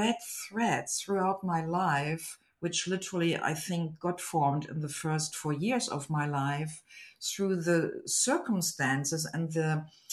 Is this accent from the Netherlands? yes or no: no; Germany; English is a second language; moved away; I was born in Germany into a family of my beloved parents and my mother's parents.